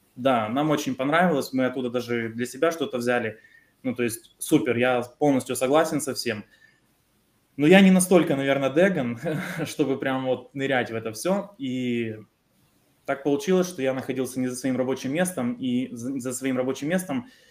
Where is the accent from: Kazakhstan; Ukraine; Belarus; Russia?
Ukraine; Мы с Украины